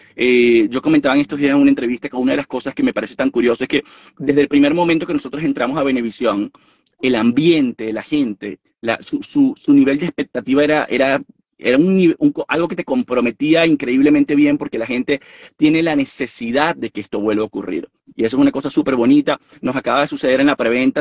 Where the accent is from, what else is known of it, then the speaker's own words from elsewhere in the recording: Venezuela; moved away as an adult; yo no vivo en Venezuela desde hace 6, 7 años y tengo todo el derecho de ir a mi país